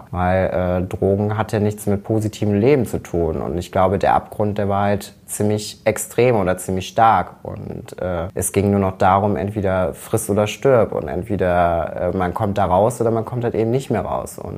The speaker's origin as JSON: {"language": "German", "town": "Rommerskirchen", "region": "North Rhine-Westphalia", "country": "Germany", "said": "Ich komme aus dem direkten Umkreis, aus einer kleinen Gemeinde namens Rommerskirchen. Und Rommerskirchen liegt in, genau in der Mitte zwischen Köln und München-Gladbach."}